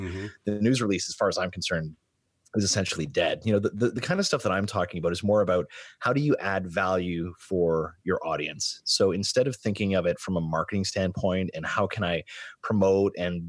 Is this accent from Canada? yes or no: yes; Sault Ste. Marie, Ontario, Canada; I'm from Sault Ste. Marie originally, and I gravitated to that part of the world very, very early.